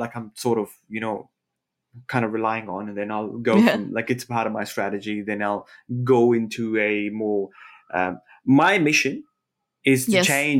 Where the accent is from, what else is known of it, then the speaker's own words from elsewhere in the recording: Australia; look, I'm Australian. I like surfing it.